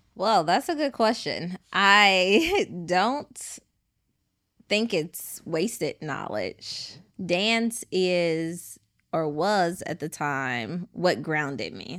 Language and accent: English; Chicago, Illinois, United States; I am from Chicago, born and raised, but I have family in Edwards, Mississippi